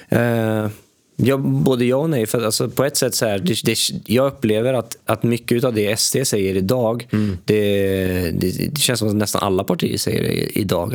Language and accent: Swedish; Sweden; jag växte upp i Sverige